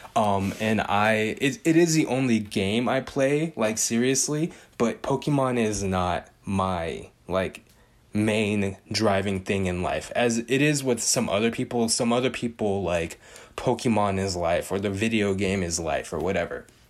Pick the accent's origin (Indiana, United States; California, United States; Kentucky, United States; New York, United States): California, United States; Bay Area; I'm from the Bay Area. I speak the slang